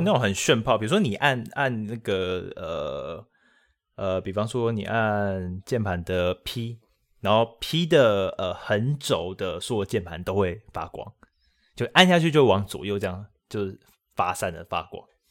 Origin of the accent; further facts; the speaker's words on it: Taiwan; 我们台湾人这个自我意识良好嘛